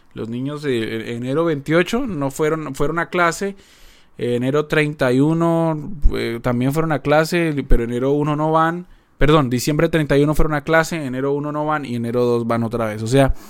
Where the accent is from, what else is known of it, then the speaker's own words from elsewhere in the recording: Colombia; moved away as an adult; also born or lived in Argentina / Paraguay; now in Seattle, United States; Yo soy colombiano, yo nací en Colombia, me crié en Colombia